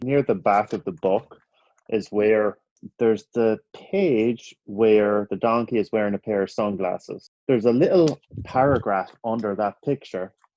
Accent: Ireland; now in United States; growing up in Ireland

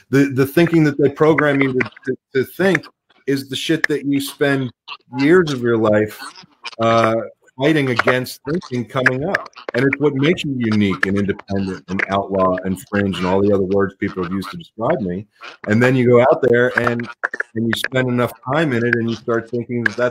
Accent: Pittsburgh, Pennsylvania, United States; moved away; also born or lived in Los Angeles, California; I grew up in Pittsburgh, and I moved out to L.A. a long time ago, and I spent a lot of time out in L.A. growing up

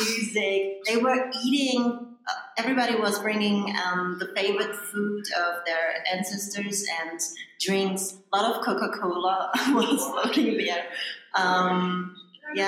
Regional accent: Germany; moved away; in Germany, we don't have a day like this

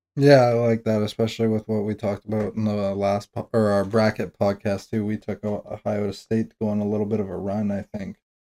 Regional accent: Toronto, Ontario, Canada; I'm from Toronto

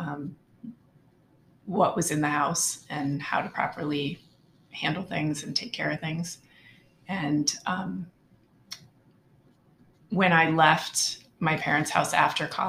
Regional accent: Pocono Mountains, northeastern Pennsylvania, United States; I grew up in northeastern Pennsylvania in the Pocono Mountains

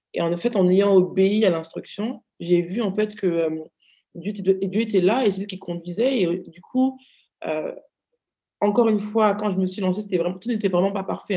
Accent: France; j'ai grandi, je suis née en France

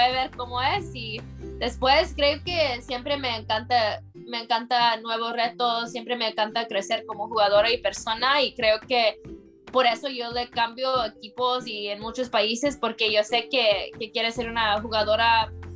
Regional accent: United States; yo nací en Estados Unidos

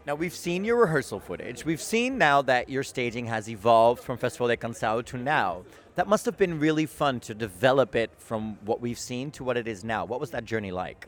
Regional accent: Amsterdam, North Holland, Netherlands; I was born and raised in Amsterdam

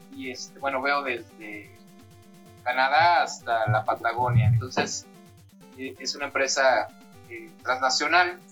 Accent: Mexico; sobre todo somos mexicanos

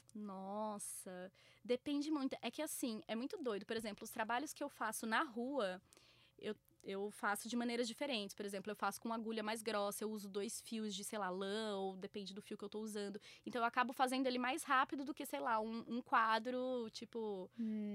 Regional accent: Bauru, São Paulo, Brazil; now in São Paulo, Brazil; Eu sou do interior, né? Eu sou de Bauru, então, tipo, é, a rua era um pouco mais comum quando eu era mais nova, mas aqui sempre foi muito difícil

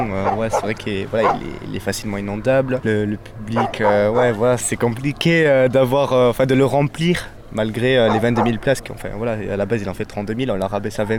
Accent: Marsan, France; je suis de Marsan, je fais le trajet chaque week-end euh, pour revenir voir les matchs ici à Montpellier.

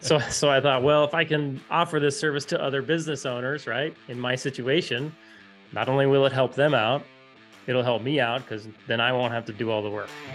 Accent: Fairbanks, Alaska, United States; I grew up in Fairbanks, Alaska

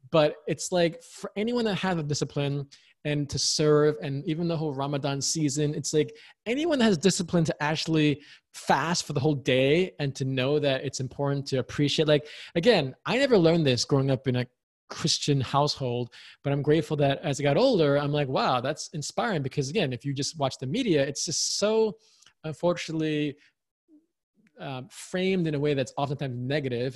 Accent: New York, United States; I was born and raised in the U S. I'm American, very proud American

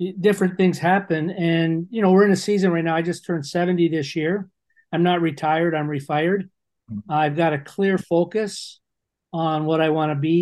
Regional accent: Toronto, Ontario, Canada; also born or lived in London, Ontario; I was from Toronto.

